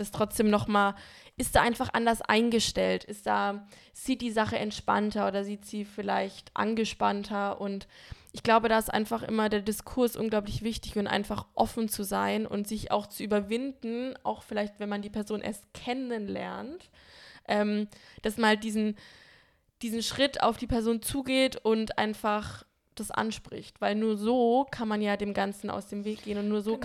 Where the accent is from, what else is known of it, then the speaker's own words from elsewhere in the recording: Bamberg, Bavaria, Germany; now in Berlin, Germany; fahre in die Heimat zu meinen Freunden nach Bamberg